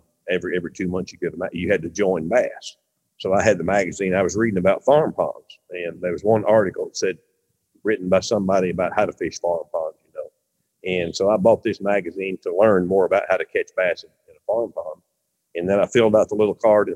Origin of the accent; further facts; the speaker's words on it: Mansfield, Missouri, United States; We were a real small town where I grew up in Mansfield, Missouri.